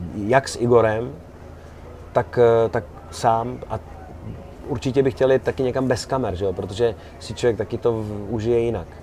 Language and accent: Czech; Czechia; jsme z Čech